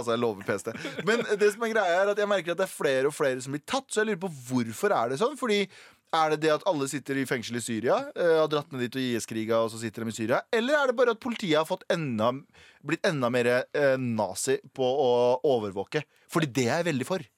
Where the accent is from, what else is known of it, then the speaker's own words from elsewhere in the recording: Norway; jeg har alltid sagt at jeg er norsk, og han veit at jeg er norsk